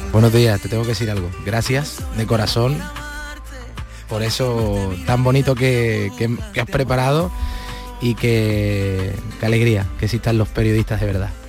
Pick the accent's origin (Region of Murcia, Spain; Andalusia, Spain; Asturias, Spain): Andalusia, Spain; Palma del Río; moved away; mi pueblo